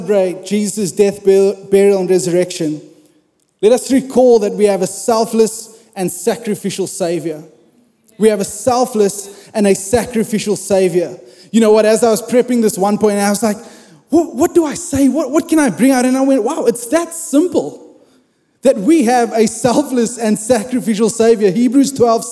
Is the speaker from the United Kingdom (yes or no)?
no; South Africa; I grew up in South Africa